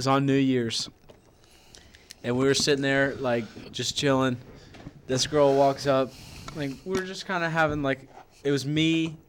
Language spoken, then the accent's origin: English; Pickerington, Ohio, United States; don't disrespect my hometown.